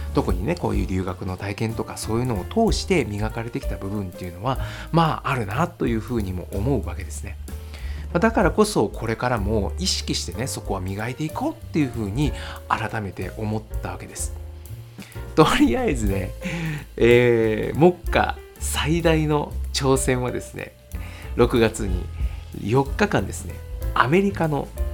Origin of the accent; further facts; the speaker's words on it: Japan; 電車を使って名古屋市内の、えー、と学校に通っていたんですね。で地元自分の地元からですね